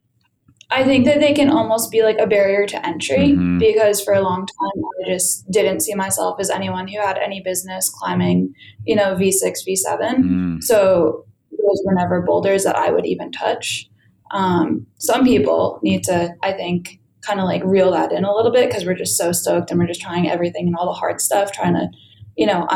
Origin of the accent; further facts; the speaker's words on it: Connecticut, United States; I grew up in Connecticut